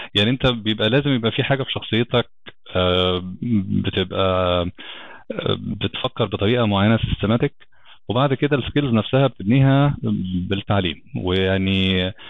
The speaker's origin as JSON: {"language": "Arabic", "town": "Alexandria", "region": "Alexandria Governorate", "country": "Egypt", "also_born_or_lived": "Brisbane, Australia", "moved": "as an adult", "lives_now": "Cairo, Egypt", "said": "انا اصلا من اسكندريه"}